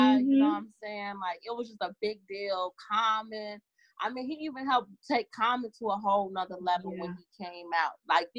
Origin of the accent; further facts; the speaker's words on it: Chicago, Illinois, United States; I'm from the shy. He from the shy. I'm from Southside.